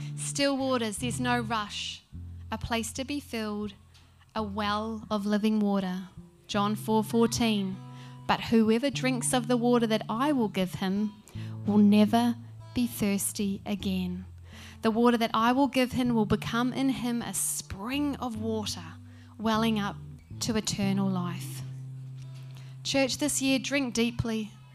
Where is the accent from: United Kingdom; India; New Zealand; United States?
New Zealand; now in Brisbane, Australia; Being a Kiwi